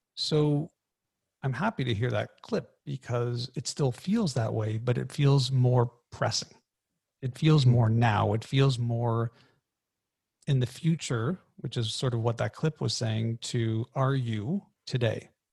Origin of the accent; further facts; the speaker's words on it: Canada; I'm Canadian.